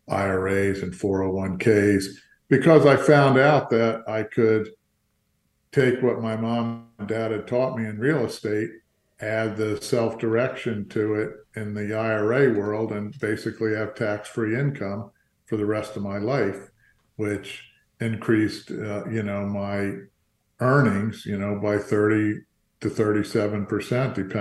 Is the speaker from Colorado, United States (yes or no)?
no; Fort Lauderdale, Florida, United States; also born or lived in New Jersey / New York; I was born in New Jersey, but my mom and dad moved down to Florida when I was 2 years old. So I got to grow up in Fort Lauderdale.